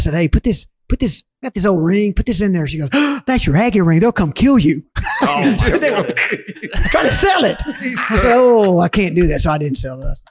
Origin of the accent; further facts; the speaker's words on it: Rockport, Texas, United States; also born or lived in Luling, Texas; I'm from Rockport, Texas, saltwater fishing capital of Texas.